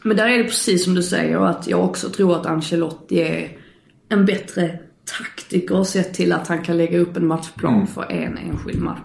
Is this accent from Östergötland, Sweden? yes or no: no; Skåne, Sweden; jag är skåning